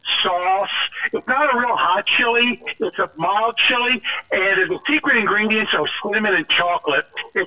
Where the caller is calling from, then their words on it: Cincinnati, Ohio, United States; This is … from Cincinnati.